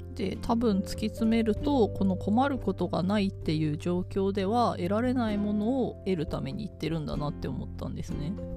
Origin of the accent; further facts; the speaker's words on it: Miyagi, Japan; moved away; 私宮城県出身